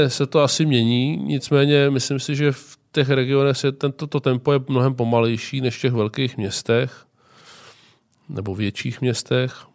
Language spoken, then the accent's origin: Czech; Czechia; nejsem typický Čech